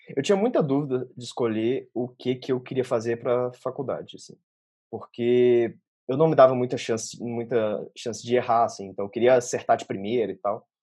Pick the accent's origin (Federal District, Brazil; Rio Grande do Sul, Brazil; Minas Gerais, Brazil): Minas Gerais, Brazil; Belo Horizonte; first language Portuguese; moved away as an adult; also born or lived in Australia; eu saí de Belo Horizonte